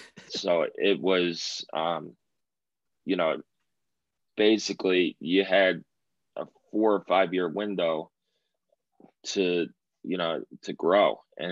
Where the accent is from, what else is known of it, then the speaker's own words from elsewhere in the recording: New York, United States; now in Indiana, United States; I'm originally from New York.